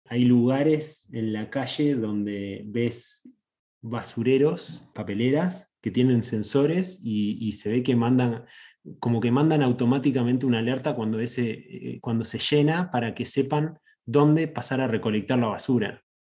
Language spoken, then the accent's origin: Spanish; Uruguay; now in California, United States; soy de Uruguay, le agrego en Sudamérica